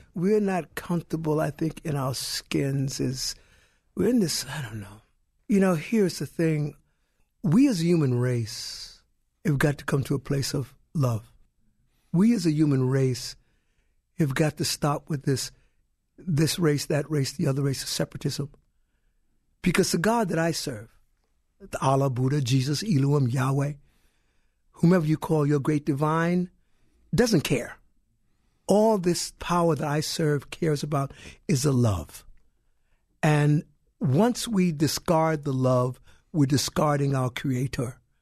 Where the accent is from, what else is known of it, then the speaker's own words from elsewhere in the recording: Brooklyn, New York, United States; I grew up in Brooklyn.